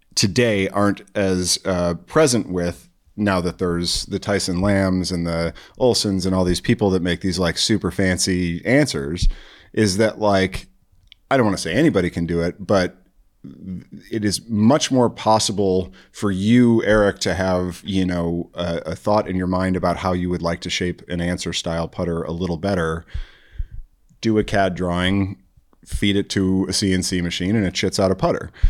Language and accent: English; Chicago, Illinois, United States; now in Eugene, United States; I was born and raised in the North Shore, Chicago